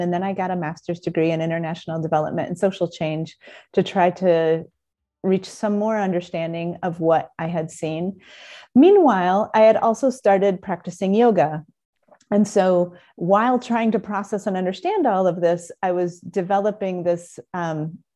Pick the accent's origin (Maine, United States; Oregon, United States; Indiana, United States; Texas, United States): Indiana, United States; South Bend; moved away as an adult; also born or lived in Southern California; I grew up in South Bend, and kind of a conventional childhood and all